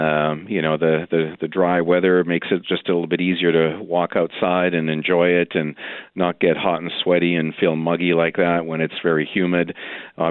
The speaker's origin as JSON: {"language": "English", "region": "Saskatchewan", "country": "Canada", "tie": "born or raised there", "moved": "yes", "said": "I actually was born and raised in Saskatchewan, so I'm well aware of cold Canadian prairie winters"}